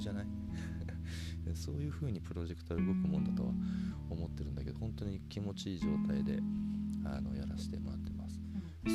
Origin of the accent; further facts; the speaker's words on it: Hokkaido, Japan; moved away as an adult; now in Kyoto, Japan; 僕は北海道で生まれ育って、大学京都来て